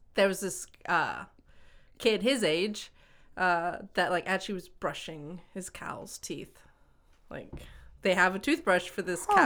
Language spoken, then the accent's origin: English; Washington, United States; moved away; also born or lived in Hong Kong / Boston; growing up in Washington State